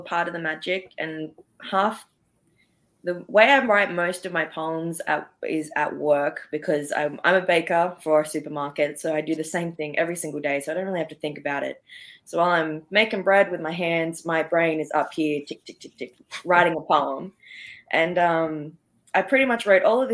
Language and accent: English; Sydney, New South Wales, Australia; I'm from Sydney, Australia